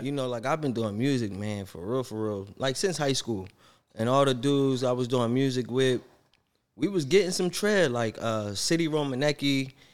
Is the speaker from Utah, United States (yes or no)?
no; Philadelphia, Pennsylvania, United States; I'm from Philly. I love Philly.